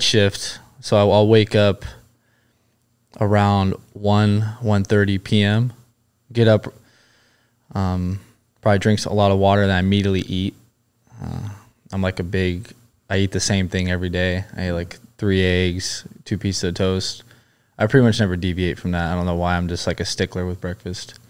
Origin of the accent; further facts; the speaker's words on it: Huntington Beach, California, United States; Originally, I grew up in Huntington Beach, California.